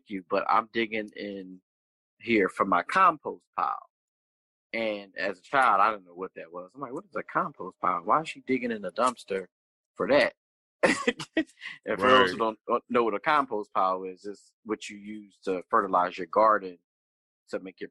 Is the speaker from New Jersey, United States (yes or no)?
yes; Pennsauken, New Jersey, United States; I grew up in Pennsauken, New Jersey